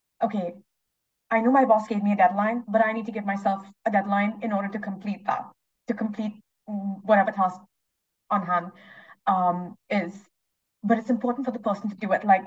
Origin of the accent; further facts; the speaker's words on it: India; moved away; I'm originally Indian.